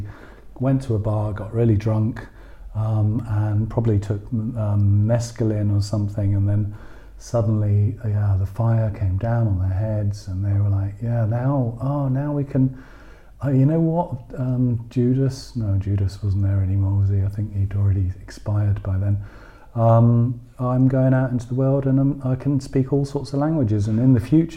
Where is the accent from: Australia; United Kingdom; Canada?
United Kingdom; England; now in Berlin, Germany; I'm English